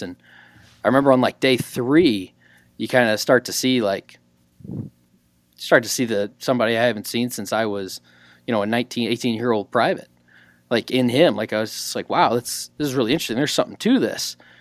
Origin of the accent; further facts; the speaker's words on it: southwest corner of Illinois, United States; moved away; right there on, like, the southwest corner of Illinois, coastal, close to, like, Cape Girardeau, Missouri.